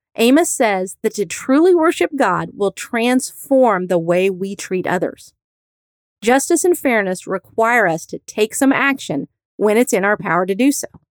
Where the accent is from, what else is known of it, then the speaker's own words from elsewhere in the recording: Indiana, United States; I grew up in Indiana